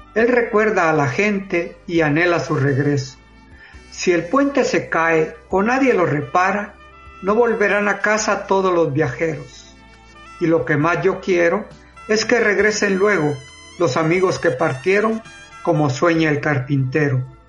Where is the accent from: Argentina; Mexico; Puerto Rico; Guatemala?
Guatemala; soy de Guatemala